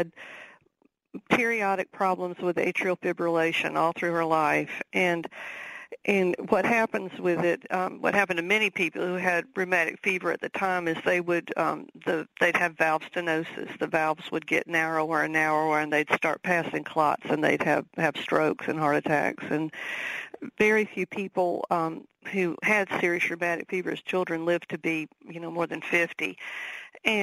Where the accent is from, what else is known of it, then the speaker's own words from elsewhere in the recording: the South, United States; accent: Southern; my Southern accent